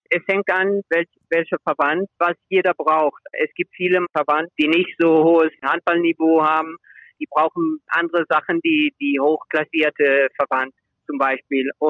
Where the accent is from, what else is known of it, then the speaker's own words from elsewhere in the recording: Remscheid, North Rhine-Westphalia, Germany; born there; mein Bruder und ich, wir sind beide in, in Remscheid geboren. Deswegen in Remscheid. Aber beide Eltern aus Spanien.